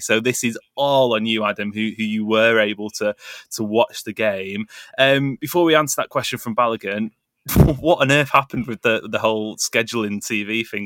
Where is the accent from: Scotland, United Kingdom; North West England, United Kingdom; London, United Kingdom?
North West England, United Kingdom; Greater Manchester; as a Mancunian, or, or as a greater Mancunian